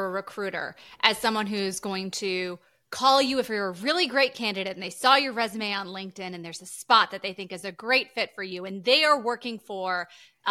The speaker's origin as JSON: {"language": "English", "country": "Canada", "moved": "yes", "said": "I'm from Canada, proud Canadian. But yeah, originally from Canada"}